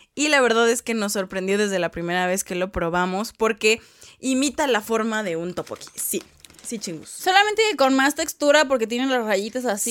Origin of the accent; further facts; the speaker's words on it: Mexico; uno como mexicano no está acostumbrado